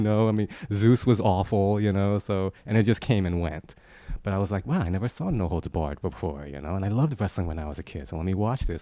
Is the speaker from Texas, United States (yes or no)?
no; New York City, New York, United States; I grew up in Queens, New York